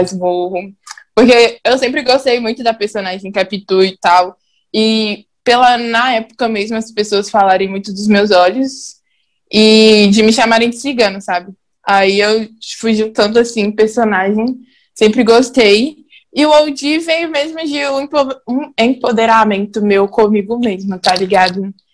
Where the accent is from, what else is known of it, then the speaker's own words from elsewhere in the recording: Belo Horizonte, Minas Gerais, Brazil; Eu sou da Noroeste, Pedreira Prado Lopes